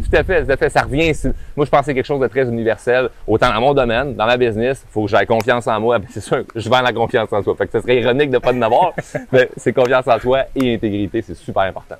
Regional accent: Quebec, Canada; accent: québécois de région; mon accent québécois de région

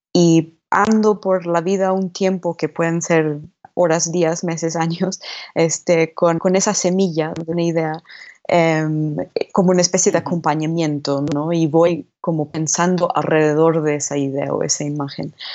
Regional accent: New Jersey, United States; moved away as an adult; also born or lived in New York; now in Mexico City, Mexico; Yo nací en Nueva York y crecí en el estado de al lado de Nueva Jersey

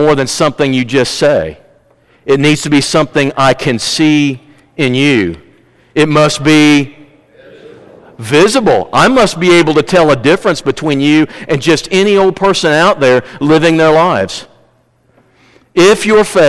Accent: Missouri, United States; I'm from Missouri

